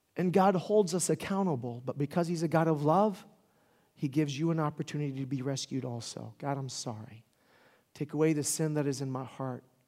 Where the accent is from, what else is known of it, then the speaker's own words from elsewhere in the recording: Pensacola, Florida, United States; was born in Pensacola, Florida